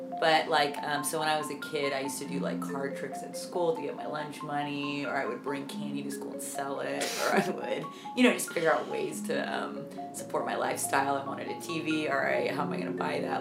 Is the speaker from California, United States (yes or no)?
yes; Dublin, California, United States; also born or lived in Palo Alto, California; we grew up in Dublin. We were born in Palo Alto, and then we moved to Dublin when we were like, I think I was like two